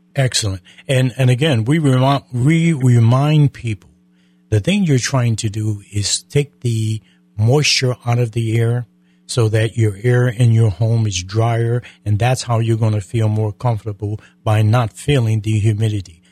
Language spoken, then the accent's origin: English; Connecticut, United States; now in Florida, United States; I'm from Connecticut